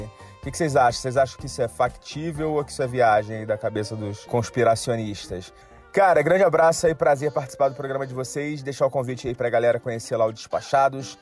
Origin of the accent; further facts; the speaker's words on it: Rio de Janeiro, Brazil; now in Santos, Brazil; Eu sou do Rio, atualmente estou morando aqui em Santos